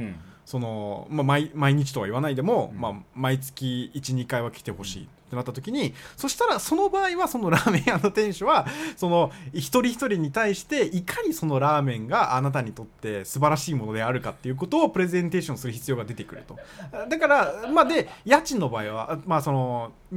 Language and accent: Japanese; Japan; now in Tokyo, Japan; ほとんどまあ5歳 から日本にいるんで、うんほとんど日本でいる